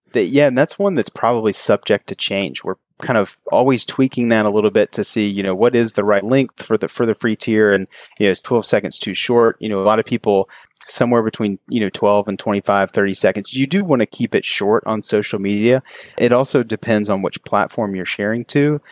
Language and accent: English; Kentucky, United States; moved away as an adult; now in Charleston, United States; I grew up in Kentucky and moved here after college